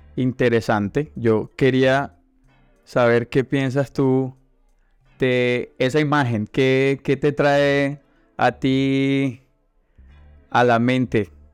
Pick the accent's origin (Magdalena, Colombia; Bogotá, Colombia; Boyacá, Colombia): Magdalena, Colombia; Santa Marta; first language Spanish; yo soy de Santa Marta